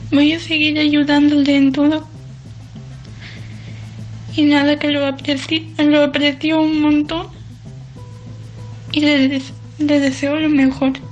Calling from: Valencia, Valencian Community, Spain; Hola, buenas noches. … de Valencia

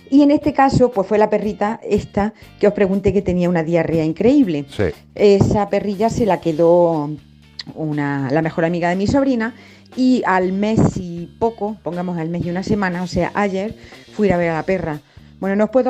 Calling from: Granada, Andalusia, Spain; de Granada.

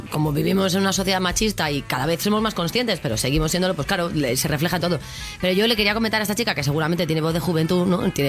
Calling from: Madrid, Community of Madrid, Spain; de Madrid.

